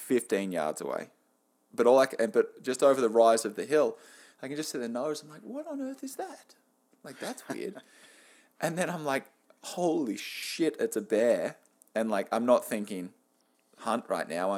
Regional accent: Australia; now in Canada; being Australian in Canada

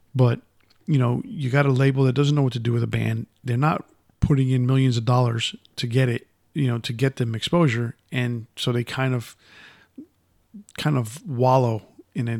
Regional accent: Yonkers, New York, United States; moved away; growing up in Yonkers

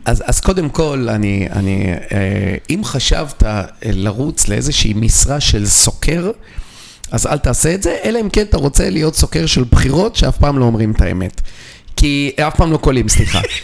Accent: Israel

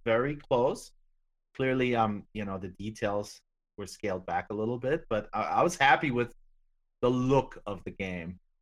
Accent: Germany; I'm German. I'm from Germany

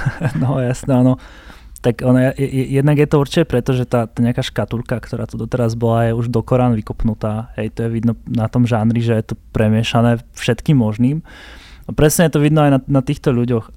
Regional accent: Prešov, Prešov Region, Slovakia; ja som z Prešova

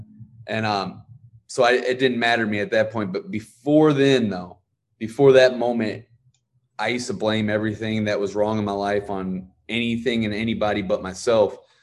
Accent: Ferguson, Missouri, United States; I'm from Ferguson, Missouri.

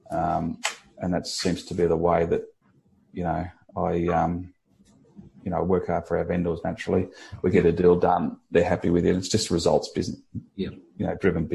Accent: Kiama, New South Wales, Australia; also born or lived in Bondi Beach; growing up in Kiama

